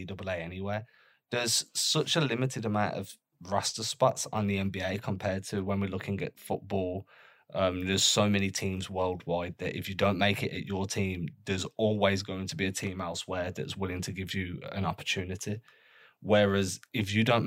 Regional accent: England, United Kingdom; as an English guy

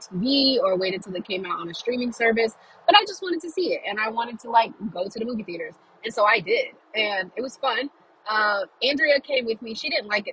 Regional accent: Louisiana, United States; I'm from Louisiana

